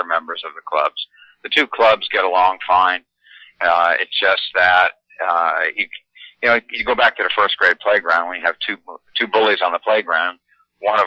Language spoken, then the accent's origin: English; North Branford, Connecticut, United States; I grew up in North Brantford.